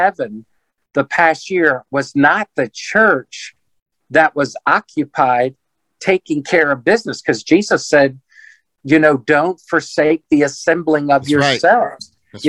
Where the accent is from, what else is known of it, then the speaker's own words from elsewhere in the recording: Washington, District of Columbia, United States; born there; now in Prince George's County area, United States; I live 9 miles from Andrews Air Force Base, home of Air Force One. I was born on Capitol Hill, I still live 15 minutes from Washington, D.C. on my street.